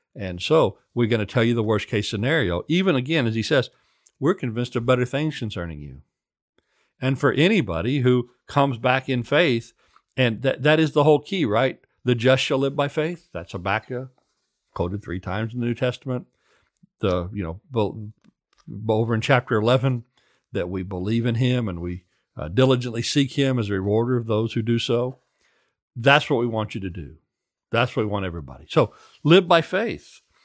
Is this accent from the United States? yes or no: yes; central Oklahoma, United States; in the seventies when I grew up in Oklahoma